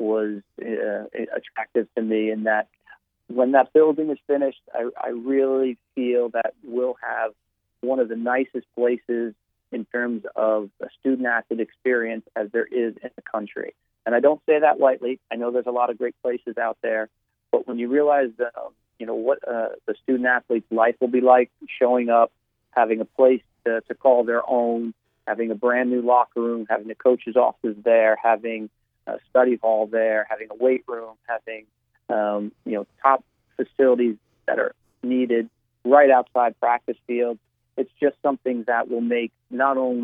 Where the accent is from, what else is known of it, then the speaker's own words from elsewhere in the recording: New Jersey, United States; moved away as an adult; I still tell them I'm from New Jersey because I feel that that's, you know, where I spent my first 22, 23 years of my life